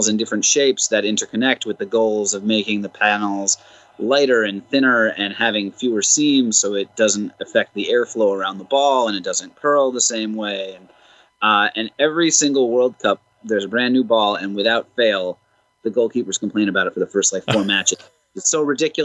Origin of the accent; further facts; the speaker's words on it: Millburn, New Jersey, United States; my hometown of Milburn, New Jersey